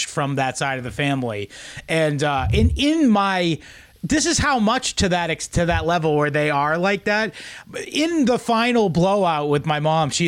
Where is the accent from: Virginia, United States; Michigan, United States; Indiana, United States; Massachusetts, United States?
Massachusetts, United States; Southeastern; I'm from Southeastern Massachusetts and hung out with a bunch of junkies all the time